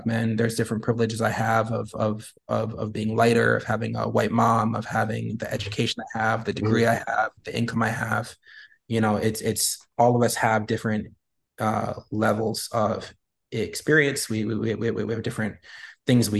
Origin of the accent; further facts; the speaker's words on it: United States; being a Black man in America